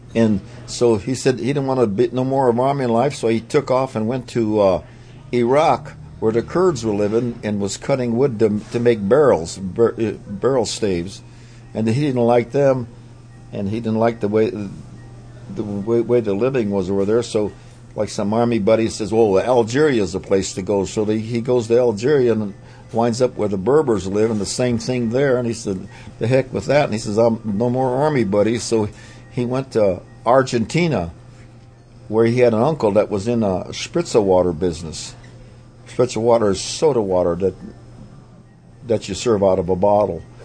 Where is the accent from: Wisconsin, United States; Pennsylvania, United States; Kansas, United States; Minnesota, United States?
Pennsylvania, United States; I was raised up in Pennsylvania